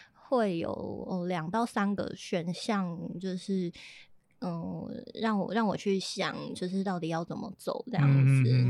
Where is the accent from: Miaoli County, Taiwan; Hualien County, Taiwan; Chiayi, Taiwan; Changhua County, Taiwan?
Hualien County, Taiwan; Hualien; also born or lived in Taipei; 花莲，就是我的家乡了。